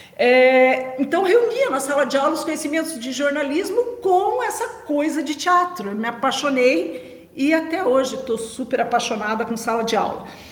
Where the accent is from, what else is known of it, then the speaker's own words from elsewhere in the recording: Brazil; sou do Brasil